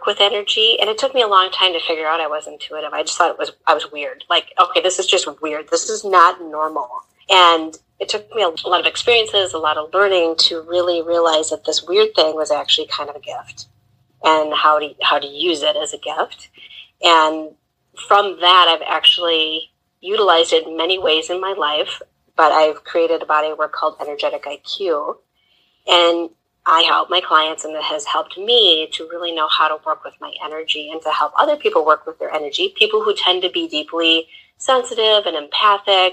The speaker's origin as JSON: {"language": "English", "region": "Wisconsin", "country": "United States", "tie": "born or raised there", "said": "I actually grew up in an old farmhouse on a dairy and hog farm in Wisconsin"}